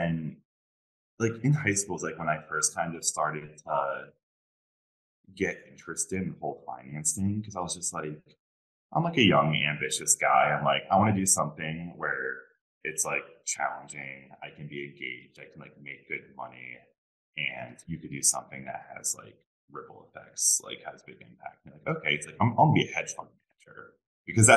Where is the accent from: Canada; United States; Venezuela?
United States; Northeast; I grew up like in the Northeast